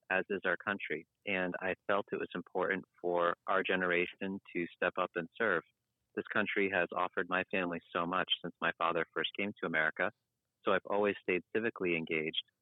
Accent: Providence, Rhode Island, United States; Yes I was born right in Rhode Island not in Newport but in the city just north in our capital city Providence

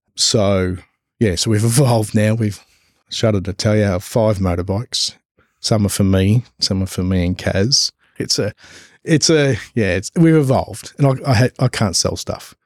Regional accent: Gippsland, Victoria, Australia; moved away as an adult; also born or lived in Albury-Wodonga; we're originally from Gippsland, down south in Victoria

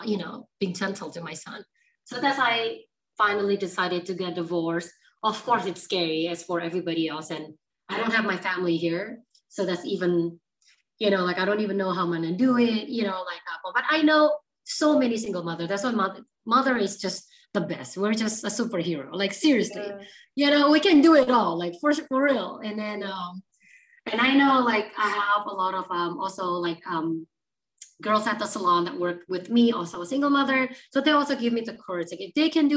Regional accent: Surabaya, East Java, Indonesia; moved away as an adult; now in United States; So I'm actually originally from Indonesia, Surabaya. So yeah, grew up very Asian culture

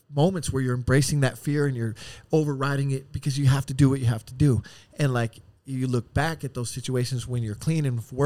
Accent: Oceanside, California, United States; also born or lived in Chicago, Illinois / Las Vegas, Nevada; I was raised in Oceanside and now I live in El Cajon, married, kids

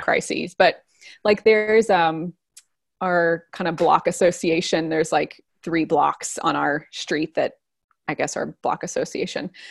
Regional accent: East Tennessee, United States; moved away as an adult; also born or lived in Nashville / Guatemala; now in Brooklyn, New York, United States; I'm from a kind of small town in East Tennessee, just right near the Smoky Mountains

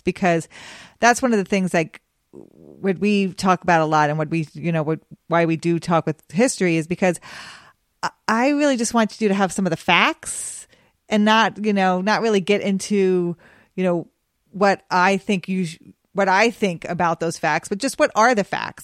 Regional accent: Cheyenne, Wyoming, United States; moved away; also born or lived in Memphis; I grew up in Cheyenne, Wyoming

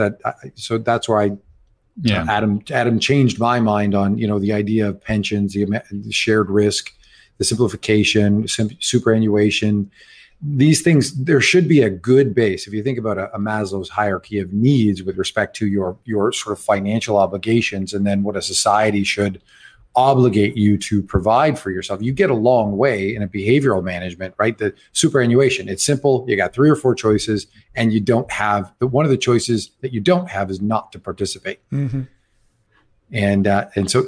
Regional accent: Canada; as a Canadian

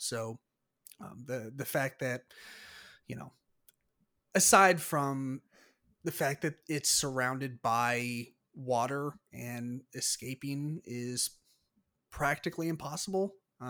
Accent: California, United States; born there; I'm not necessarily from the San Francisco area, but I was born like less than an hour north of San Francisco. So it's kind of near and dear to my heart anyways.

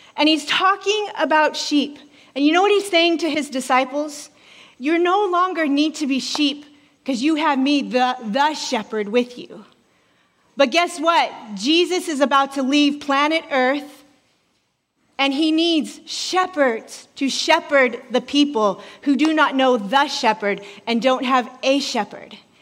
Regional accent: Alaska, United States; moved away; I'm originally from Alaska

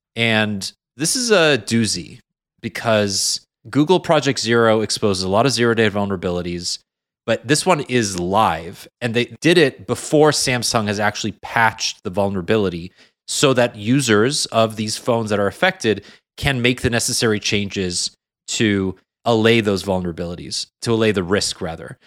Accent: Canada; a Canadian

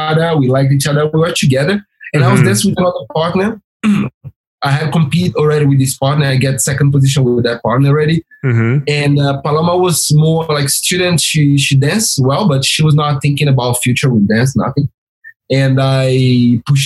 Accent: Brazil; English is a second language; moved away

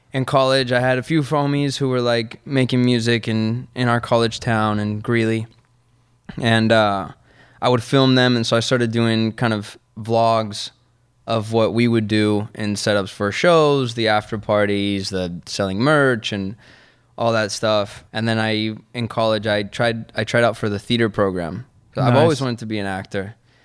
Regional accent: Argentina; Because I'm from Argentina, che. And we say Che.

